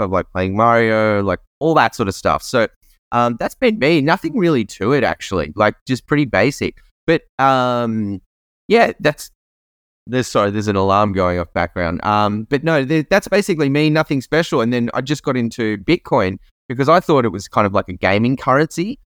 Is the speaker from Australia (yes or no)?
yes; Australia; I grew up in Australia